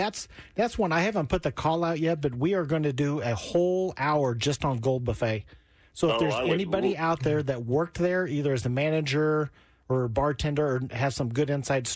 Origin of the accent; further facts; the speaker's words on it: Wichita, Kansas, United States; now in Kansas City, United States; I grew up in Wichita.